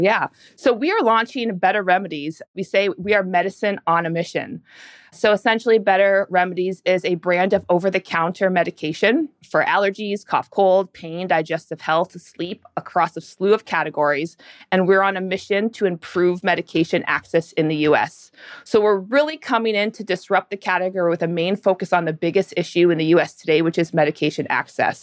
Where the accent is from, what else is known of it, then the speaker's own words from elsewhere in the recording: Canada; moved away as an adult; now in United States; I was born and raised in Canada